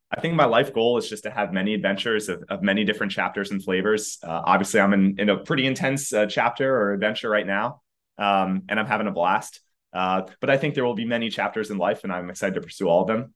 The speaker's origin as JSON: {"language": "English", "area": "outside of Philadelphia", "region": "Pennsylvania", "country": "United States", "tie": "born or raised there", "moved": "yes", "lives_now": "San Francisco, United States", "said": "currently in San Francisco, but grew up outside of Philadelphia."}